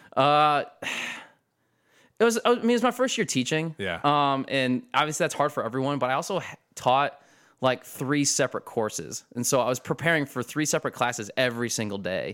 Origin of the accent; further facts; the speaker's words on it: Perrysburg, Ohio, United States; also born or lived in Tiffin, Ohio / Harrisburg, Pennsylvania; I basically grew up in Perrysburg